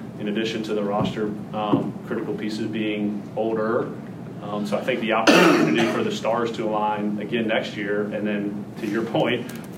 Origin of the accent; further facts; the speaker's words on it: Atlanta, Georgia, United States; moved away; growing up in Atlanta and at school at Georgia Tech